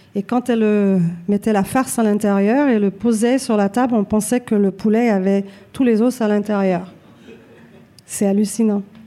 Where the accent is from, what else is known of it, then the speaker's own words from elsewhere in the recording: Montreal, Quebec, Canada; je suis Née ici à Montréal, je me considère québécoise